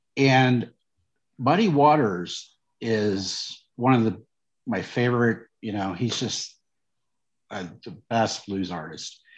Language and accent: English; St. Joseph, Missouri, United States; where I grew up was in St. Joseph, Missouri, the metro area